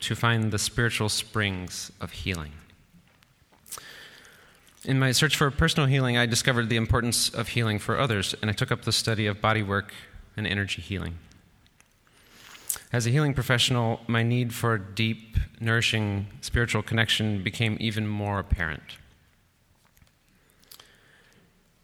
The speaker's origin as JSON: {"language": "English", "town": "Chicago", "region": "Illinois", "country": "United States", "tie": "born or raised there", "said": "Growing up on Chicago's South Side"}